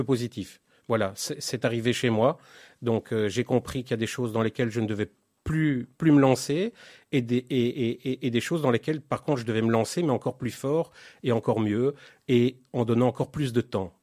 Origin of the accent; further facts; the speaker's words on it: Belgium; moved away as an adult; now in Israel; je suis né en Belgique en 1972